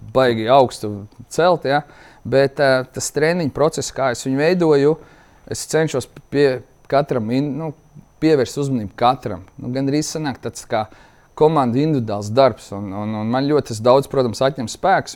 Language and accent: Latvian; Latvia; mēs arī latvieši